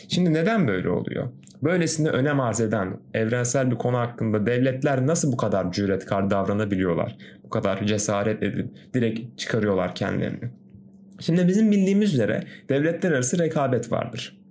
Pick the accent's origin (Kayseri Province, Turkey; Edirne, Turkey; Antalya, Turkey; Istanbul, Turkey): Antalya, Turkey; also born or lived in Kazakhstan; doğma büyümede Antalyalıyım